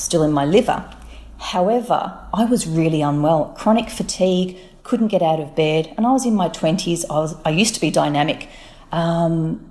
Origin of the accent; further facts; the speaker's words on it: Australia; also born or lived in Melbourne; being an Australian